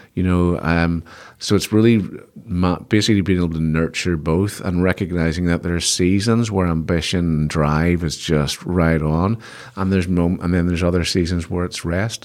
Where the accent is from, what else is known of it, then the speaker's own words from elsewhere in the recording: Belfast, Northern Ireland, United Kingdom; I'm from Belfast